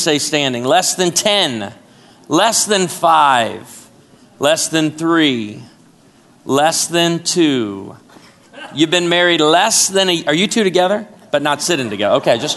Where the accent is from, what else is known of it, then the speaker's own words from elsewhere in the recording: Chicago, Illinois, United States; also born or lived in Naperville, Illinois; now in Branson, United States; I was born and raised in Chicago